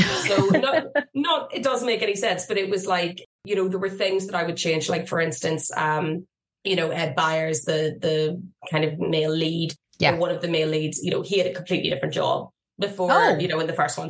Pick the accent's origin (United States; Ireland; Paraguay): Ireland; even though I am Irish